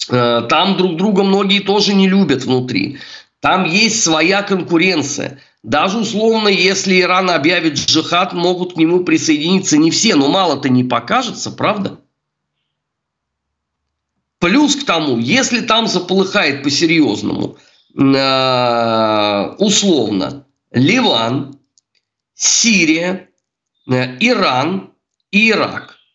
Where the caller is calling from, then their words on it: Saint Petersburg, Russia; Я вам звоню из Санкт-Петербурга, у меня в голове утро.